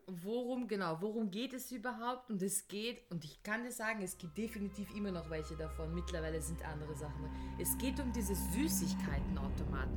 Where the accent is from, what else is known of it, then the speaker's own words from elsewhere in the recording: Vienna, Austria; Ich bin ja Wienerin